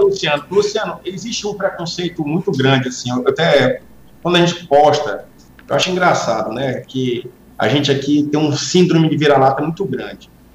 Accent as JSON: {"language": "Portuguese", "town": "Pedro II", "region": "Piauí", "country": "Brazil", "tie": "born or raised there", "said": "eu nasci em Pedro II"}